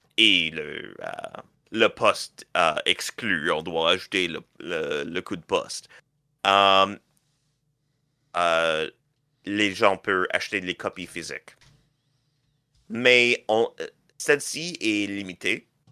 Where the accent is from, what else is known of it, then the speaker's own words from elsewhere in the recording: Canada; je suis canadien